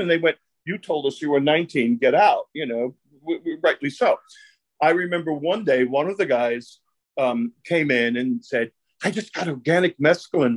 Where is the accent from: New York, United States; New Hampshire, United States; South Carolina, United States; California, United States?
New York, United States; New York City; I grew up in Brooklyn. It was a, an Italian and Jewish neighborhood, and the mafia was in my neighborhood.